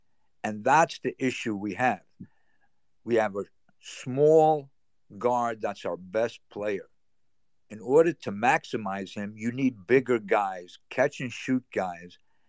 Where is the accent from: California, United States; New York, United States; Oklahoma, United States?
New York, United States; Brooklyn; also born or lived in Miami / North Carolina; Originally from Brooklyn, but I went to Miami and came halfway back, was in North Carolina, but I'm up and down the East Coast.